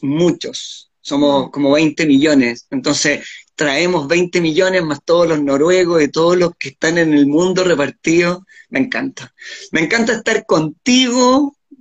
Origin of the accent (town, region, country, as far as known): Chile